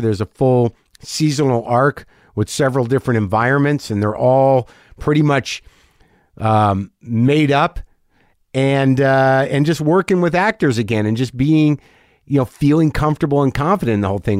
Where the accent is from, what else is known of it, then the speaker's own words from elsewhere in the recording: New Mexico, United States; I'm a Jew from New Mexico